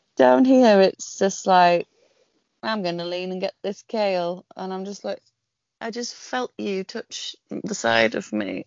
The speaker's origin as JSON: {"language": "English", "region": "the north of England", "country": "United Kingdom", "accent": "northern", "moved": "yes", "lives_now": "southern England", "said": "Being a northerner living down south, not that I don't know if I probably sound like a northerner now"}